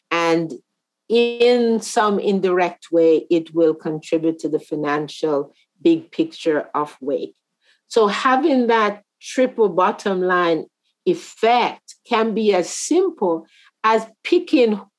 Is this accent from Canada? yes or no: yes; Canada; also born or lived in Jamaica; as a Canadian yeah. and as a Jamaican.